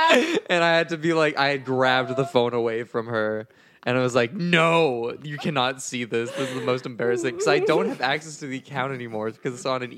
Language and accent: English; Canada; We are from Canada.